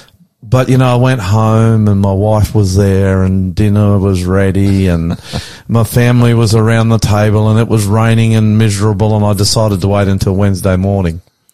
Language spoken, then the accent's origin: English; Sydney, New South Wales, Australia; I'm the Aussie Pastor. Welcome to our program. From a fairly sunny today, northwest Sydney.